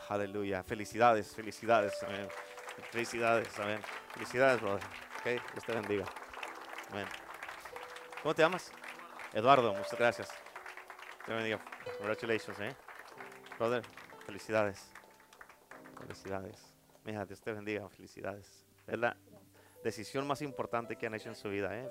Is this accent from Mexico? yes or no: yes; Durango, Mexico; soy de Durango